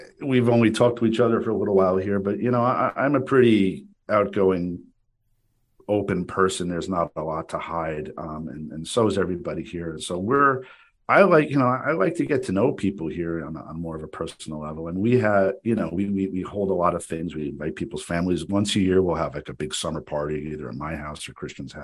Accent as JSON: {"language": "English", "town": "Paramus", "region": "New Jersey", "country": "United States", "tie": "born or raised there", "said": "I grew up with you in Paramus"}